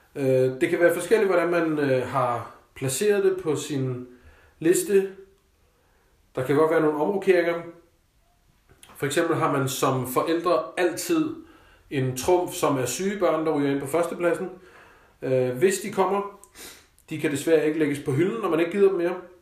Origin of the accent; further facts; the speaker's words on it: Denmark; also born or lived in Copenhagen; Selvfølgelig så er jeg og var privilegeret som dansker